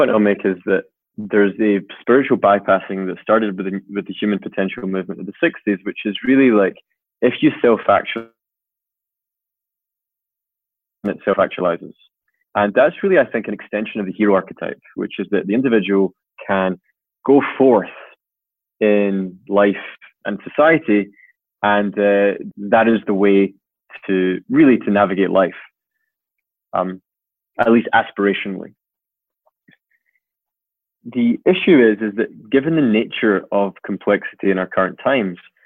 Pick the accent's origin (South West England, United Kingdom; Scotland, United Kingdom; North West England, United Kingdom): Scotland, United Kingdom; I'm Scottish